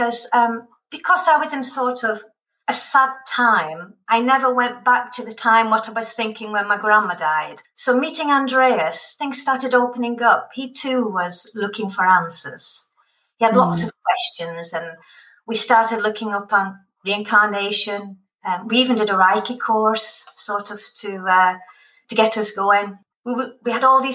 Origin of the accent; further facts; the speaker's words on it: the north of England, United Kingdom; now in Westerlo, Belgium; I grew up in the north of England, where practically everyone worked in cotton mills in the north of England.